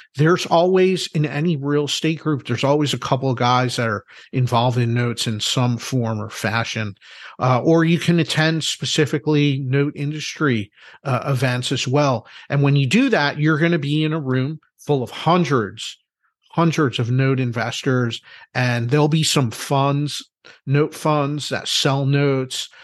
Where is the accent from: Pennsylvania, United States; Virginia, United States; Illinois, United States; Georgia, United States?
Pennsylvania, United States; Philadelphia; I'm from Philadelphia